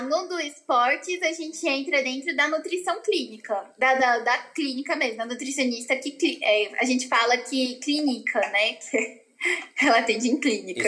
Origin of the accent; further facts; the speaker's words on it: Goiânia, Goiás, Brazil; Eu sou daqui de Goiânia, Goiás, e sempre morei aqui a vida inteira